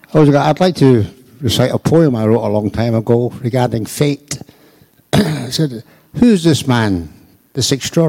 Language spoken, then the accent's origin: English; Scotland, United Kingdom; I'm from Scotland.